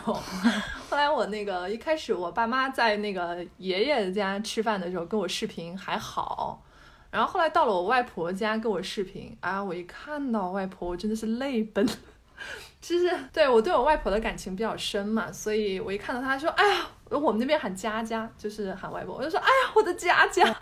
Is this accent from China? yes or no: yes; Hubei, China; moved away; 我作为一个湖北人